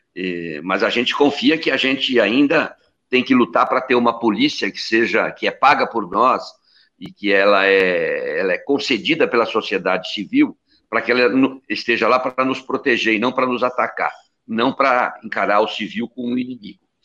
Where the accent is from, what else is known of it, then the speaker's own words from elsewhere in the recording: Brazil; Nós somos brasileiros